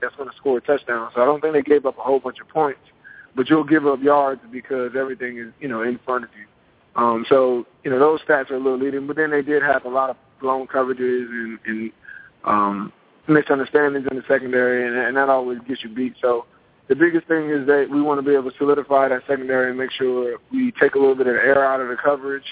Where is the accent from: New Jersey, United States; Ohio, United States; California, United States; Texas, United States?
New Jersey, United States; Piscataway; my hometown of Piscataway